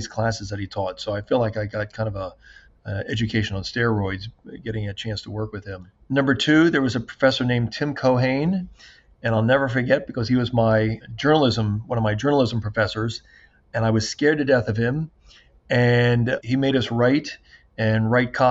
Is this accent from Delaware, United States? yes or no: yes; Wilmington, Delaware, United States; also born or lived in Pasadena, California; from kindergarten up through 12th grade, grew up in Wilmington, Delaware.